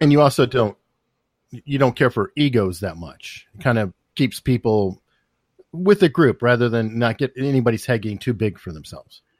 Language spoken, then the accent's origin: English; Tucson, Arizona, United States; moved away; I'm from Arizona. I grew up there.